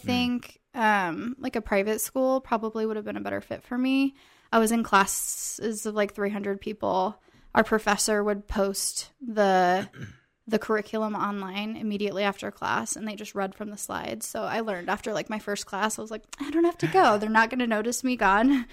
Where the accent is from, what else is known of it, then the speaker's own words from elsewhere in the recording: Iowa, United States; moved away; I am from Iowa